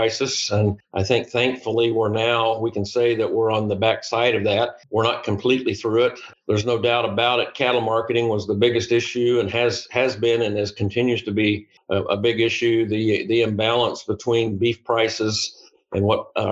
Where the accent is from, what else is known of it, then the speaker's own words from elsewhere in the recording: Flint Hills, Northeast Kansas, United States; I'm a native of Northeast Kansas. I grew up in the Flint Hills.